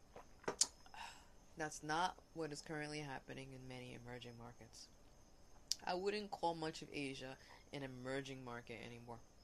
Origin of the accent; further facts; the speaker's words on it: New York City, New York, United States; moved away; I grew up in Hell's Kitchen